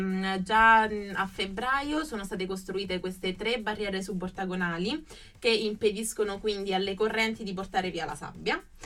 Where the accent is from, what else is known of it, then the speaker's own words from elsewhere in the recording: Sicily, Italy; now in Rome, Italy; la mia Sicilia, però la mia terra è anche Roma